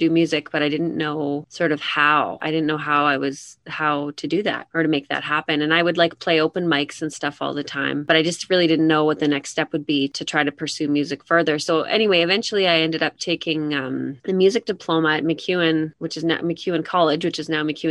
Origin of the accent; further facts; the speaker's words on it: Edmonton, Alberta, Canada; I'm from Edmonton, born and raised Edmontonian